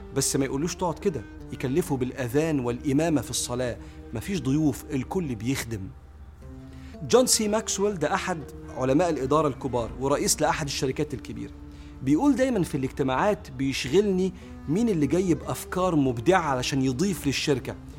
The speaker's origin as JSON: {"language": "Arabic", "country": "Egypt", "said": "واحنا كمصريين"}